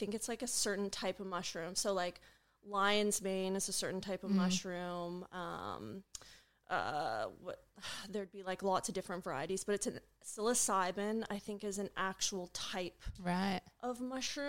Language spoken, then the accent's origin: English; Vancouver, British Columbia, Canada; now in Australia; I'm from Canada, from Vancouver